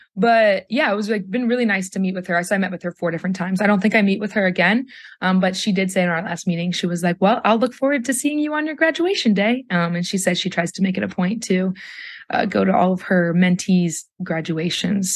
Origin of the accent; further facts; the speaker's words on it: Athens, Ohio, United States; growing up here in Athens